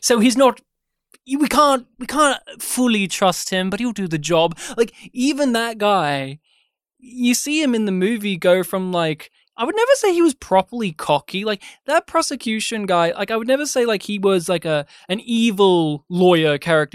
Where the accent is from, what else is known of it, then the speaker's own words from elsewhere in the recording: Australia; being Australian